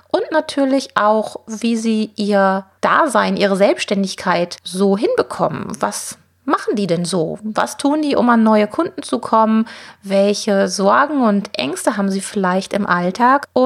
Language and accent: German; Witten, North Rhine-Westphalia, Germany; Ja, ich bin hier bei Bärbel im Hutsalon in Witten in meiner Heimatstadt